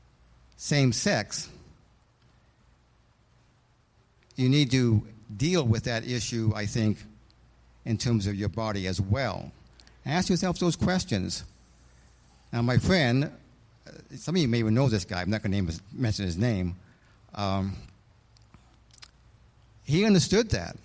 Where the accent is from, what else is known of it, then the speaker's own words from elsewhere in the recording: Idaho, United States; I'm not an Easterner. I was born and raised in Idaho, where having an Eastern accent was forbidden.